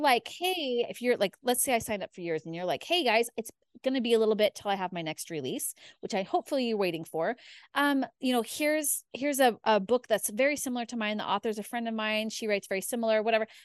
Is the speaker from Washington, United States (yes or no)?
yes; Spokane, Washington, United States; moved away as an adult; also born or lived in Idaho; I was born and raised in Spokane, Washington